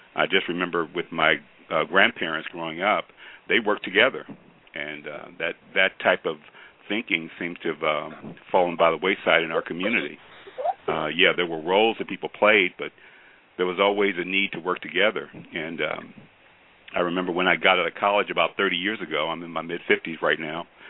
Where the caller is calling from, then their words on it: Fort Myers, Florida, United States; I'm calling from Fort Myers, Florida